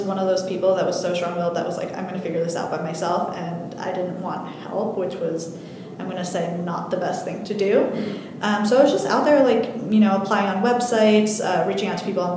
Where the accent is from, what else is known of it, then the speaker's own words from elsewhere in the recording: New Jersey, United States; moved away as an adult; also born or lived in California / West Virginia; I'm originally from New Jersey. My whole family was here. I grew up here.